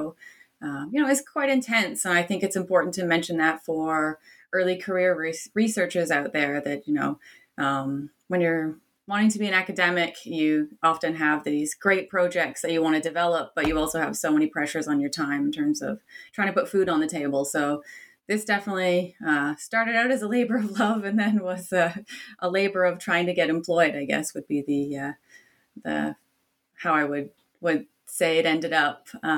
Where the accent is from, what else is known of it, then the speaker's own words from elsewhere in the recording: Canada; He was also Canadian, so I'm Canadian by origin.